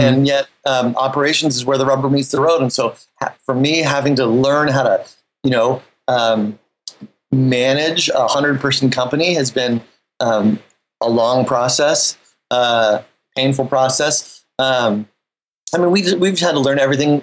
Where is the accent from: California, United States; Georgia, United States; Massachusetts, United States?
California, United States; Half Moon Bay; moved away as an adult; also born or lived in New York City; I grew up in Half Moon Bay